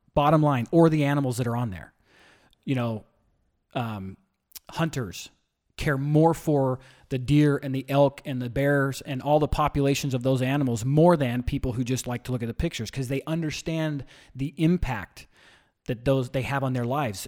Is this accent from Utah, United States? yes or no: yes; St. George, Utah, United States; moved away; Originally, I'm from a small town, Saint George, Utah. was small when I grew up